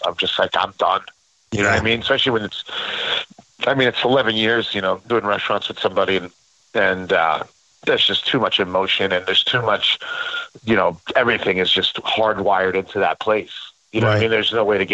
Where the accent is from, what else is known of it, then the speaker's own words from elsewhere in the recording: Passaic, New Jersey, United States; I grew up in Passaic, New Jersey